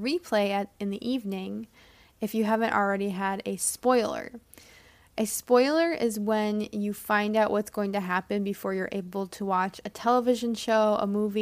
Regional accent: United States; as an American English teacher

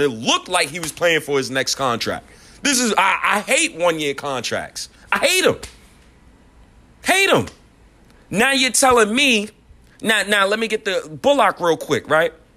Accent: New York, United States; accent: New York; my New York accent

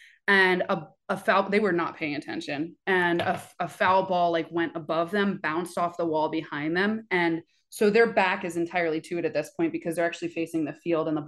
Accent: Oakland, California, United States; I am from Oakland, born and raised, but originally from New York

